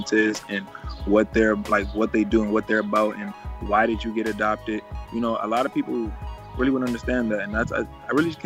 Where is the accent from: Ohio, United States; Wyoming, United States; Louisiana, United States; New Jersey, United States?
Ohio, United States; Cleveland; I'm from Cleveland, Ohio. I come from one of the most dangerous places to live in the United States.